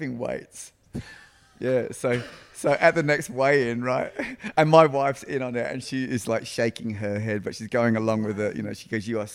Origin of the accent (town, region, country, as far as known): Adelaide, South Australia, Australia; born or raised there; also born or lived in London